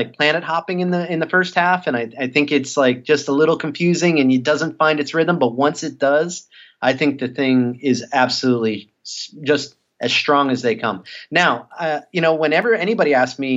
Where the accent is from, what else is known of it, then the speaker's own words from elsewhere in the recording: South Florida, United States; I'm an East Coaster, you know, I'm from South Florida